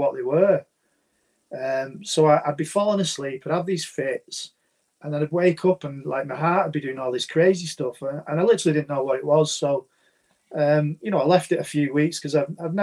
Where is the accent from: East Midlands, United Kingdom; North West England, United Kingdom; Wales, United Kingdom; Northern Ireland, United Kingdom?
North West England, United Kingdom; St Helens; where I live, so I'm from the Northwest, St. Helens in the UK